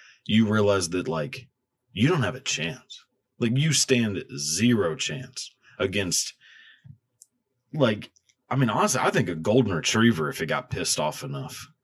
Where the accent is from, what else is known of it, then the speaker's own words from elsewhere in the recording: Texas, United States; growing up in Texas